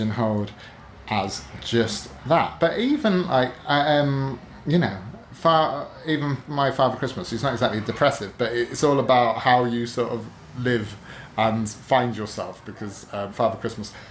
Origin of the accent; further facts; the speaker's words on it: Newark-on-Trent, East Midlands, United Kingdom; My hometown of Newark-on-Trent, which rarely has any kind of literary events.